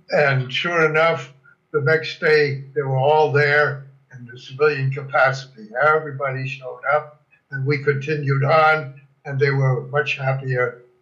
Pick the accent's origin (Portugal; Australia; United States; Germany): Germany; born there; first language German; English is a second language; now, they, nobody ever knew I was born in Germany. Whenever I explained it, I said, well, my, my parents were born in Germany and we spoke German at home.